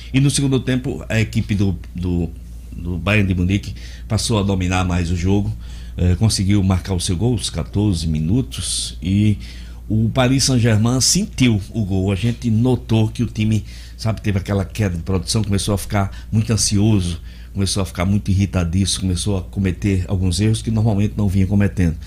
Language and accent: Portuguese; Brazil; eu sou brasileiro